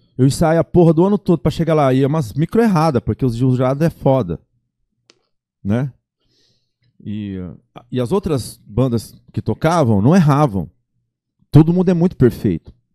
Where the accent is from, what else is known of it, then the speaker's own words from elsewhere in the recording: Tupi Paulista, São Paulo, Brazil; moved away as an adult; now in Campo Grande, Brazil; a minha mãe preferiu me criar a minha infância lá, lá em Tupi Paulista.